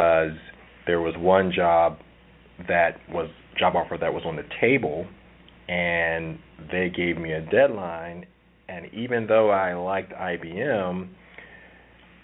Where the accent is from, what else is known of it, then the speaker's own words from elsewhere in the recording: Philadelphia, Pennsylvania, United States; moved away; I'm originally from Philadelphia